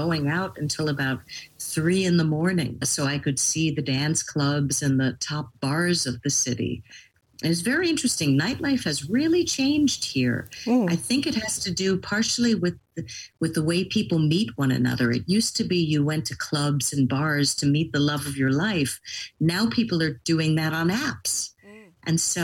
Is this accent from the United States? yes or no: yes; New York City, New York, United States; I'm a very proud New Yorker. I love my hometown.